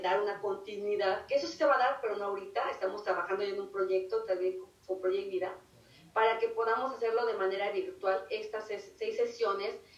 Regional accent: Mexico; moved away; si somos de México

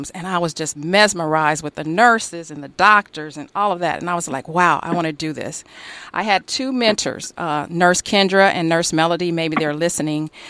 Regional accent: Los Angeles, California, United States; Growing up in South Central

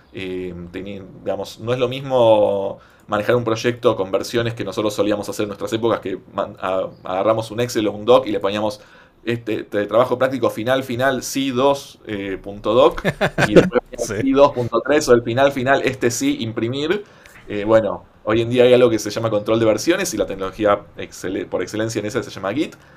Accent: Buenos Aires, Argentina; en la ciudad de Buenos Aires, ¿no? que es de donde soy yo

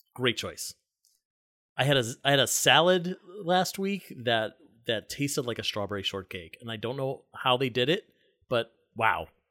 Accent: Cleveland Heights, Ohio, United States; now in New York City, United States; I grew up in Cleveland Heights and South Euclid

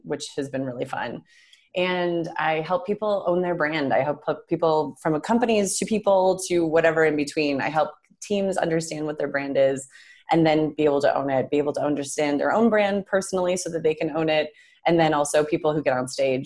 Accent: Western New York, United States; I'm from Western New York

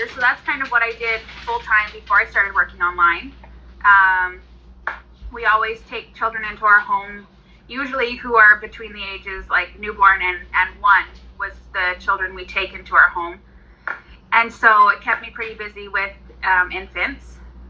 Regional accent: Southern Alberta, Canada; I am from Southern Alberta. I live in Medicine Hat

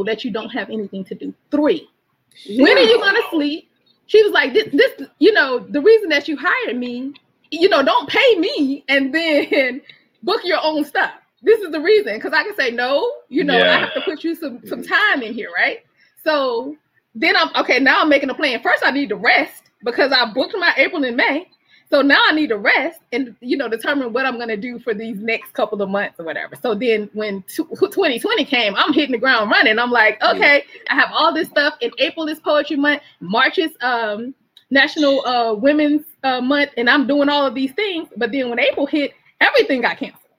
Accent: Mobile, Alabama, United States; also born or lived in Virginia Beach, Virginia / Norfolk, Virginia; now in Alexandria, United States; I'm from Mobile, Alabama

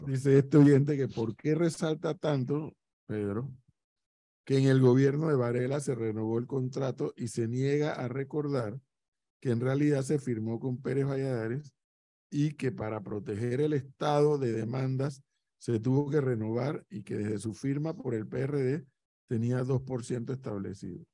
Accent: Panama; yo soy panameño igual

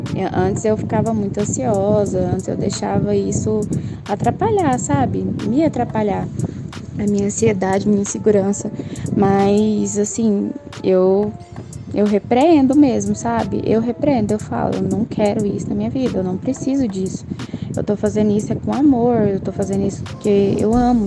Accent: Goiânia, Goiás, Brazil; daqui de Goiânia

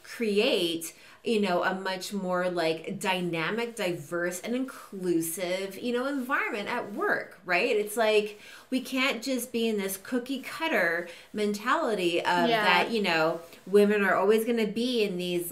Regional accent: Toronto, Ontario, Canada; I'm from Toronto.

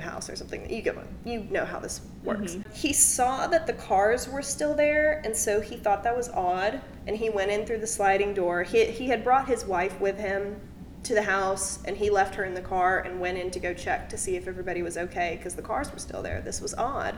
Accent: Mississippi, United States

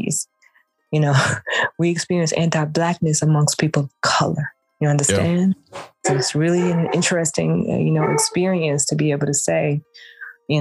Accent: Houston, Texas, United States; now in Gwinnett County, United States; I'm a down home sister girl from the South. I'm from Houston, Texas

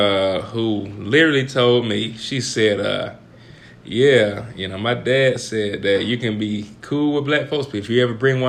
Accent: the South, United States; I'm from the South.

